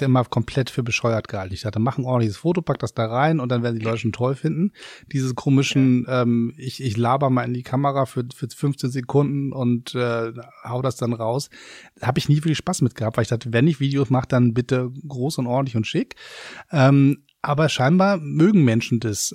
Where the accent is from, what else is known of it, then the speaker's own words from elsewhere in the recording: Hamburg, Germany; now in Berlin, Germany; Als Hamburger